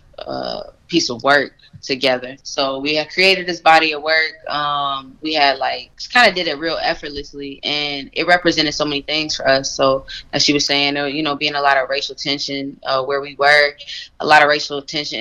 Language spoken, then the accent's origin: English; Champaign, Illinois, United States; moved away as an adult; now in Chicago, United States; I am from Champaign. Champaign is like maybe 2 hours south of Chicago